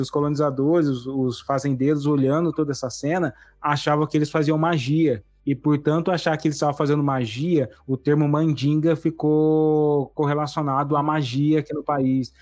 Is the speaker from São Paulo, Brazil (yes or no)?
yes; interior of São Paulo, Brazil; sou aqui do interior de São Paulo